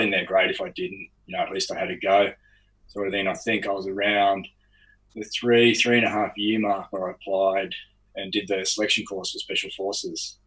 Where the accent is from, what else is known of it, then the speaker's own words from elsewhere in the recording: Lower Blue Mountains, outside Sydney, New South Wales, Australia; I grew up outside of Sydney, so in the Lower Blue Mountains